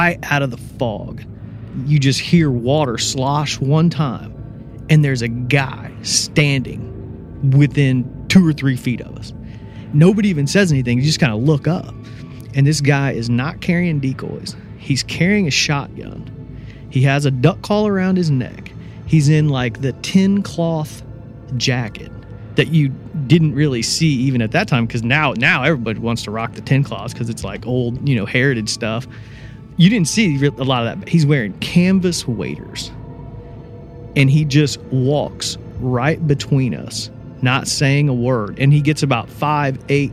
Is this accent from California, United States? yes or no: no; Indiana, United States; moved away as an adult; now in Memphis, United States; I grew up in Indiana.